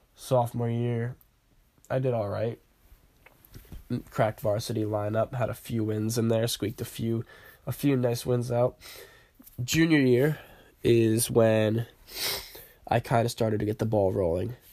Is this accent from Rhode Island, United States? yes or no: yes; Warwick, Rhode Island, United States; now in North Kingstown, United States; I kinda grew up in the Warwick area